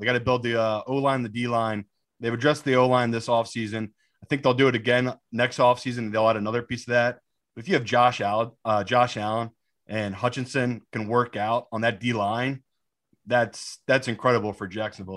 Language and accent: English; England, United Kingdom; also born or lived in Miami, United States; my mom swooped me back to England